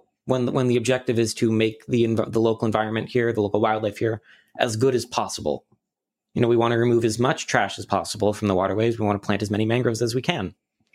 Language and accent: English; Albany, New York, United States; born there; also born or lived in Utica; Like Utica, New York, that's where I was like born. I was born in Albany, but like sort of lived in Utica for the year, and that's where my family more is.